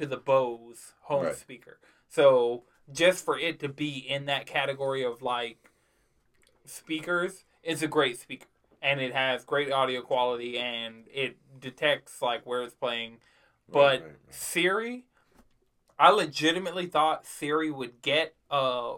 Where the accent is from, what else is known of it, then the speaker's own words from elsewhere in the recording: New York, United States; I was born in New York